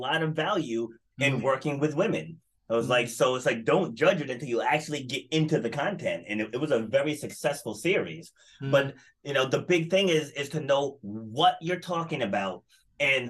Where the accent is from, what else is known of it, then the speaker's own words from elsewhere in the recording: Rhode Island, United States; I'm from Rhode Island in the States. And it's a very small state. Mm-hmm. And it's like almost like everybody knows everybody here.